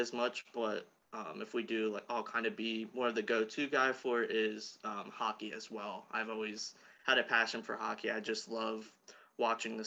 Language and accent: English; South Central Pennsylvania, United States; also born or lived in Virginia; I'm from South Central Pennsylvania.